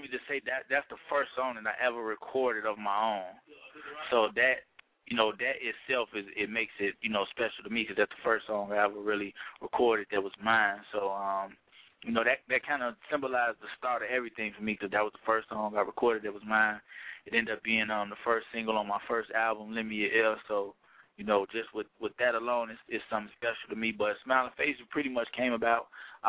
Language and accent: English; Chicago, Illinois, United States; When they hear me, they can't believe I'm from Chicago because I don't really have, like, a Chicago sound.